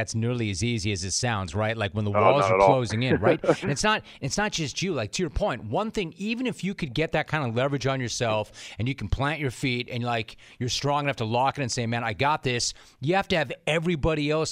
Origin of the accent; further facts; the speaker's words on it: Los Angeles, California, United States; also born or lived in northern Wisconsin; I grew up in Los Angeles